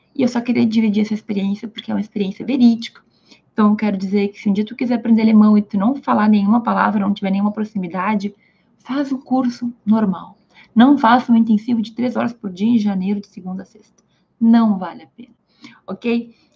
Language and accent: Portuguese; Brazil; first language Portuguese; Eu sou brasileira, falo português.